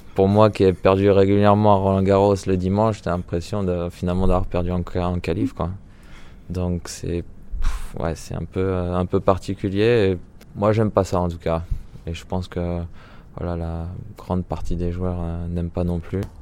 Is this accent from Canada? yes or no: no; France; quand on est français